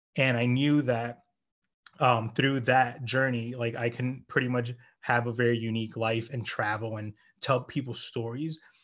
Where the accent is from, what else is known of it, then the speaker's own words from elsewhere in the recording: United States; also born or lived in New Jersey / Florida / New York; now in New York City, United States; We grew up in New Jersey, and we moved to Florida